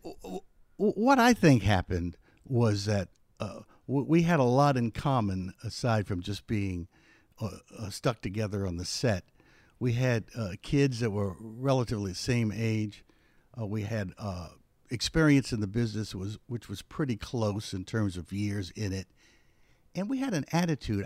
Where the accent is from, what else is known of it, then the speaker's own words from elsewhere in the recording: Philadelphia, Pennsylvania, United States; where I grew up in West Philadelphia was known for its entertainment